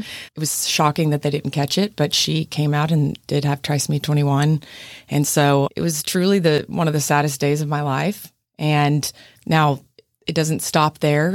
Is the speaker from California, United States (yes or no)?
no; Midland, Texas, United States; moved away as an adult; also born or lived in Fort Worth, Texas; now in San Antonio, United States; I'm from Midland